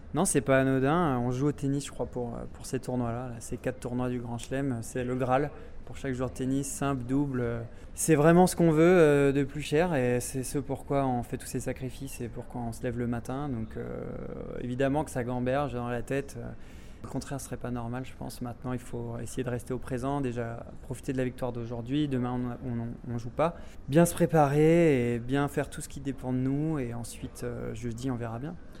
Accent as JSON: {"language": "French", "town": "Évian-les-Bains", "region": "Auvergne-Rhône-Alpes", "country": "France", "tie": "born or raised there", "also_born_or_lived": "Bordeaux / Toulouse", "moved": "yes", "lives_now": "Monaco", "said": "je suis un Haut-Savoyard de souche. Je suis né à Évian-les-Bains. Toute ma famille habite encore là-bas"}